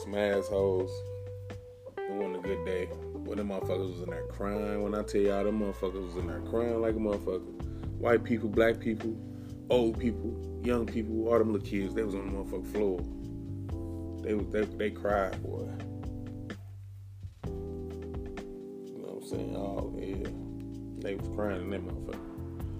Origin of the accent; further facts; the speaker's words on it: St. Louis, Missouri, United States; moved away; go to St. Louis, see my family. It's my hometown.